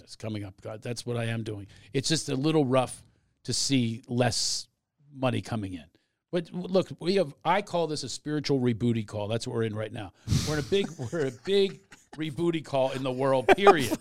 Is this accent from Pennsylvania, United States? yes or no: yes; Philadelphia, Pennsylvania, United States; I'm from Mount Airy